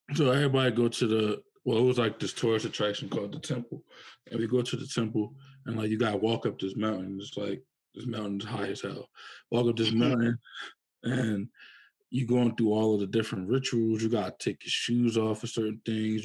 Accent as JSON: {"language": "English", "town": "Philadelphia", "region": "Pennsylvania", "country": "United States", "said": "I'm from Philadelphia, Pennsylvania um, in the process of moving to New York"}